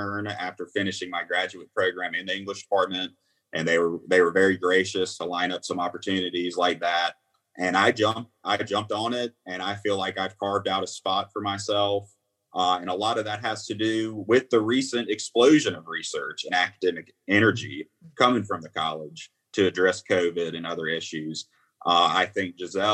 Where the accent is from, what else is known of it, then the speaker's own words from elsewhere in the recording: Mississippi, United States; I'm from Mississippi